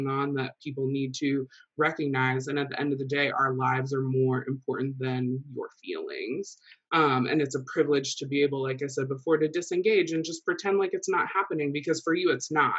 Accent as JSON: {"language": "English", "town": "Rensselaer", "country": "United States", "tie": "born or raised there", "said": "growing up in Rensselaer"}